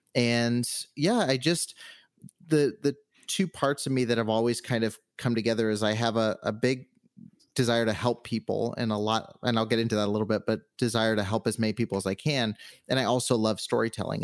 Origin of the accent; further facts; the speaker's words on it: Southern California, United States; moved away as an adult; now in Henderson, United States; I've always been on the West Coast, so I grew up in Southern California, but I've been here for the last uh, six months or so